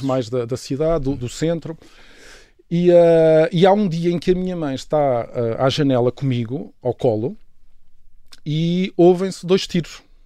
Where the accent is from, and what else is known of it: Lisbon, Portugal; born or raised there; also born or lived in Mozambique / Angola